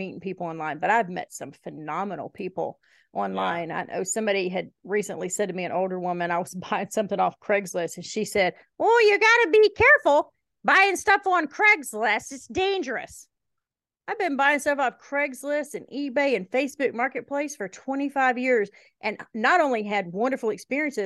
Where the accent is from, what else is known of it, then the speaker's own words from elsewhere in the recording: Kentucky and Alabama, Southeast, United States; now in Iowa, United States; I was raised in Kentucky and Alabama.